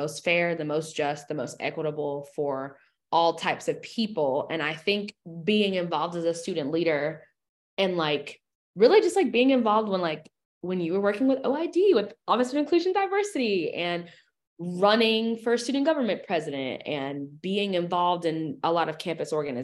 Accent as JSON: {"language": "English", "region": "Alabama", "country": "United States", "tie": "born or raised there", "moved": "as an adult", "lives_now": "Dallas, United States", "said": "I currently live in Dallas, Texas. I'm originally from Alabama, home sweet home"}